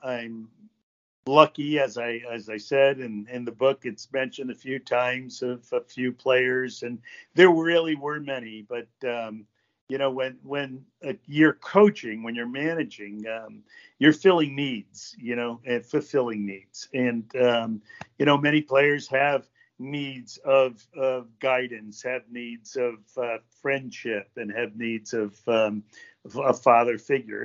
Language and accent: English; Stamford, Connecticut, United States; moved away as an adult; also born or lived in Ogden, Utah; I was born in Stamford, Connecticut in 1950